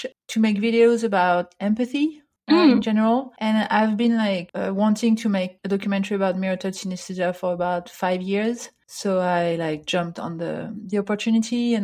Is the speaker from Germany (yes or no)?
no; near Paris, Île-de-France, France; moved away as an adult; now in Vancouver, Canada; Yes, so I grew up near Paris in France. And I now live in Vancouver